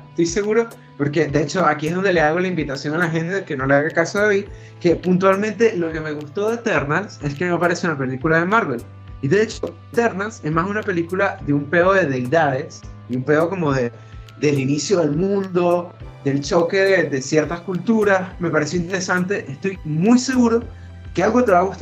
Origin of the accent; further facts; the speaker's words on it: Maracaibo, Zulia, Venezuela; Yo soy el maracucho